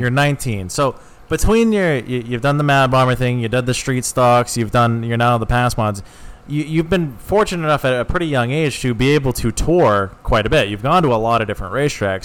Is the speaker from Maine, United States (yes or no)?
yes; Scarborough, Maine, United States; I grew up in Scarborough, Maine